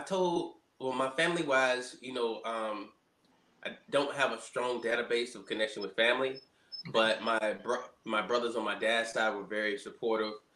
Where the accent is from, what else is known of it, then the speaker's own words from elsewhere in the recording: Montgomery, Alabama, United States; moved away as an adult; also born or lived in Birmingham, Alabama; now in Washington, D.C., United States; So I spent most of my life in Birmingham, Alabama, but I grew up in Montgomery, Alabama.